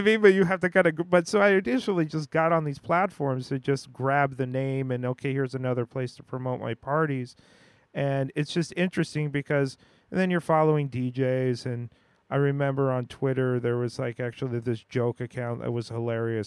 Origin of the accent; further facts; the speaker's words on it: United States; growing up in the West, growing up in the U S